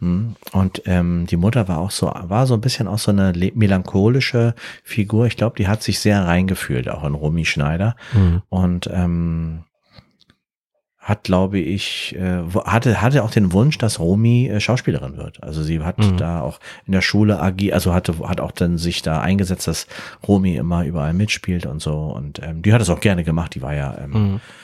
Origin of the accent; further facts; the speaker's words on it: Berlin, Germany; ich komme aus Berlin